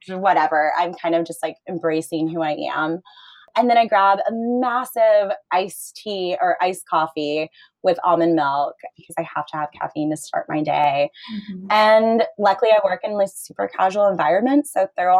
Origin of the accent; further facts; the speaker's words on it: Florida, United States; I grew up in Florida